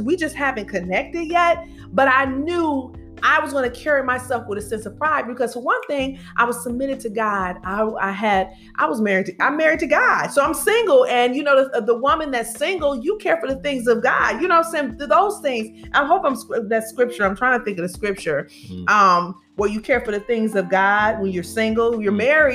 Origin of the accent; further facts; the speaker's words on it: Detroit, Michigan, United States; now in Birmingham, United States; we're originally from Detroit and we reside in Birmingham